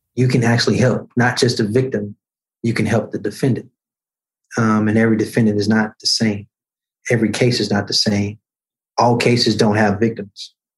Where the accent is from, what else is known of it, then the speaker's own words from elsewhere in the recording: Birmingham, Alabama, United States; 12 years ago in 2009, the first time I ran for elected office in my hometown